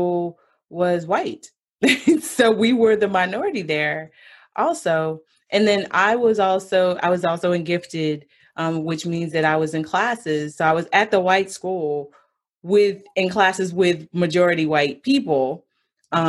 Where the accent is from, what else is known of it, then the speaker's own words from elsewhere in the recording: Georgia, United States; I grew up in Georgia